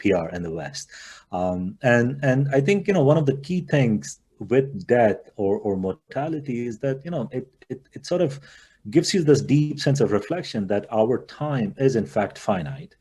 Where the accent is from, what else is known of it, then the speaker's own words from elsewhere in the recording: India; Growing up in India